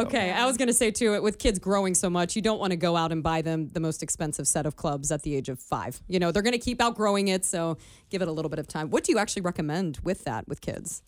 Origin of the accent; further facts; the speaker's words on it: Northern Kentucky, United States; I grew up in Northern Kentucky